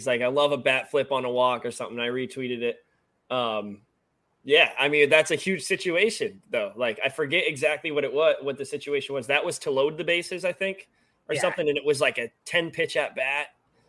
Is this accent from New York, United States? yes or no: no; New Hampshire, United States; now in Charlotte, United States; I'm from New Hampshire, but he's from Mass. We're both down in Charlotte now.